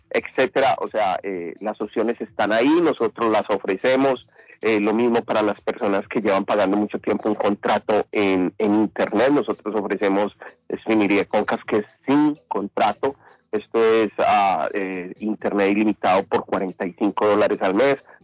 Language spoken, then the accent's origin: Spanish; Honduras; De Honduras, soy hondureño 100%. Yo soy hondureño 100%, amigo.